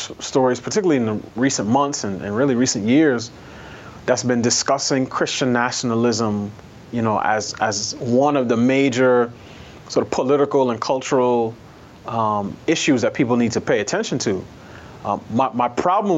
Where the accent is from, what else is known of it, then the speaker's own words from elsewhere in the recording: New York, United States; moved away as an adult; also born or lived in Queens; now in Washington, D.C., United States; I grew up in New York